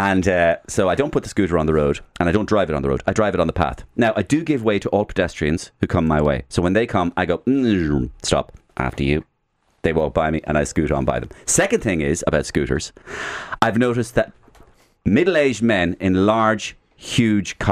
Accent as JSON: {"language": "English", "town": "Waterford", "region": "Munster", "country": "Ireland", "moved": "yes", "said": "I come from Waterford originally"}